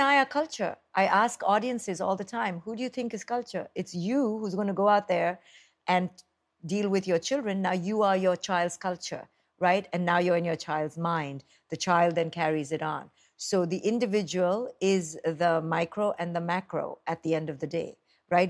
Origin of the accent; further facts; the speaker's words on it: India; now in United States; I grew up in India